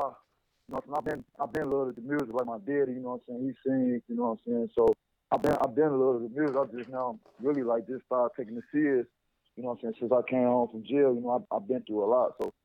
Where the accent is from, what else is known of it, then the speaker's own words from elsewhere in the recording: Chicago, Illinois, United States; I'm from Chicago, the west side of Chicago.